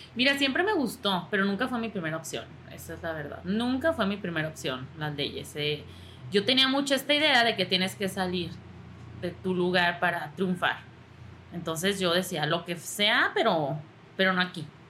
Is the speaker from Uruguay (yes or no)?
no; Mexico